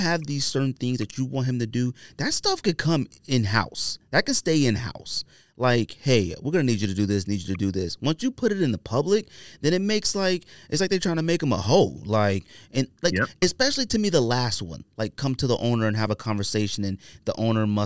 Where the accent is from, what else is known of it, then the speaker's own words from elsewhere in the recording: Bay Area, California, United States; I'm from the Bay Area